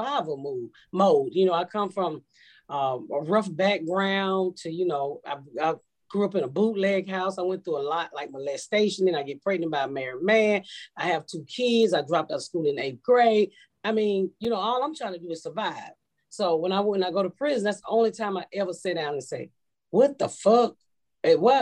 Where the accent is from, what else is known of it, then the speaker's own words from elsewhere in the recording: Atlanta, Georgia, United States; accent: Georgia accent; moved away as an adult; also born or lived in Indianapolis; I'm from Georgia. I'm from Atlanta.